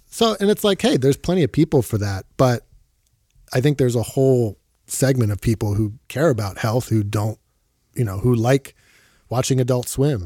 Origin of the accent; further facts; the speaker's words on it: Philadelphia, Pennsylvania, United States; moved away; I moved back to my hometown of Philadelphia